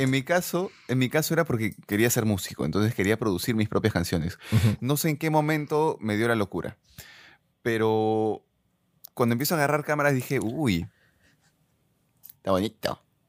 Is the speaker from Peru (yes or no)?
yes; Peru; Un día más como peruanos